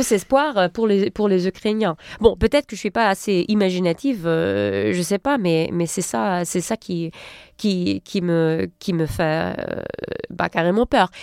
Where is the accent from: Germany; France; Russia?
Germany; moi en tant qu'Allemande